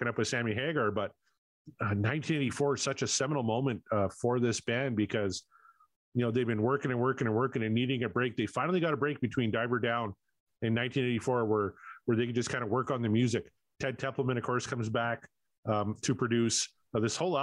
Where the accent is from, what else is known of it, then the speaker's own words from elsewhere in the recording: Canada; I'm Canadian